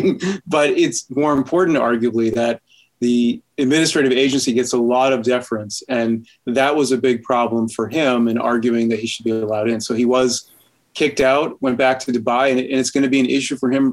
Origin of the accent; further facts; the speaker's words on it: Massachusetts, United States; also born or lived in Mississippi / New Hampshire; I'm from Massachusetts, I work at UNH, so I'm really a New Englander